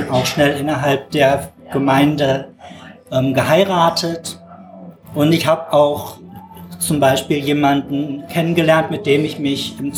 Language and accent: German; Rhineland, Germany; Ich muss allerdings dazu sagen, ähm, eigentlich bin ich Rheinländer und äh, darum ganz harmlos.